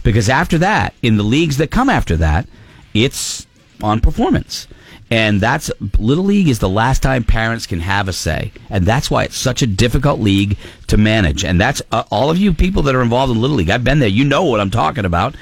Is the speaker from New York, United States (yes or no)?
no; Somersworth, New Hampshire, United States; I left Summersworth, my hometown